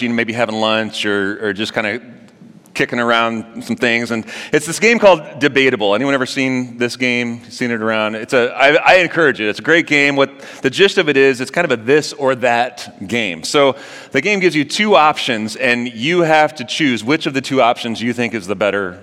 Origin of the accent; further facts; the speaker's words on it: St. Louis, Missouri, United States; moved away; I'm actually from St. Louis